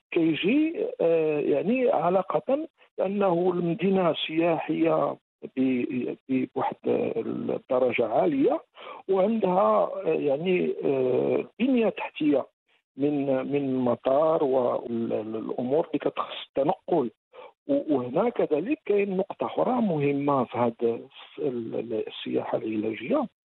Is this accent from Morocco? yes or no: yes; Morocco; عندنا في المغرب